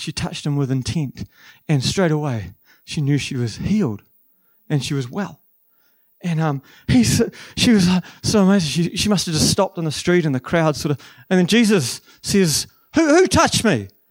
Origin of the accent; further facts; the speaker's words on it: New Zealand; also born or lived in Waikato; I'm actually from the South Island